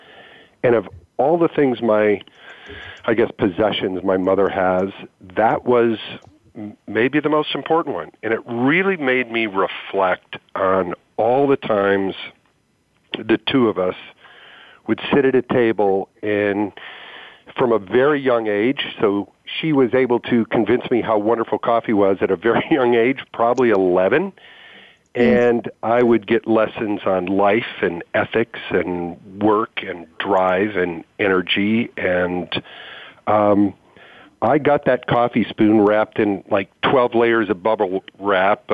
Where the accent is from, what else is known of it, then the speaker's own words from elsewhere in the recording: Michigan, United States; now in Portland, United States; I grew up in Michigan